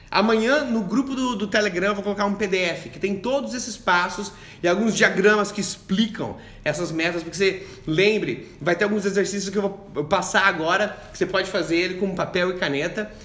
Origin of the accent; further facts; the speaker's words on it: Joinville, Santa Catarina, Brazil; now in Kuala Lumpur, Malaysia; eu sou do sul de, de, do Brasil, de Joinville, de Santa Catarina